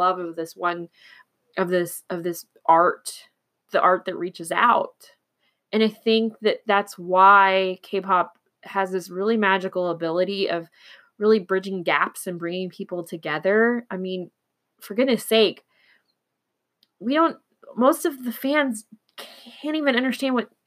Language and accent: English; Oklahoma, United States; now in Texas, United States; I'm in Texas and I'm from Oklahoma, so I'm very used to the Texas accent